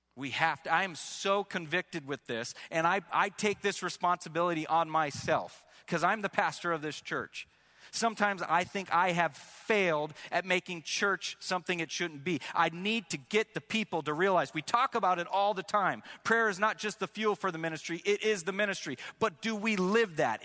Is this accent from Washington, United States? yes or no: yes; Washington, United States; growing up in Washington State, grew up in, uh, the Assemblies of God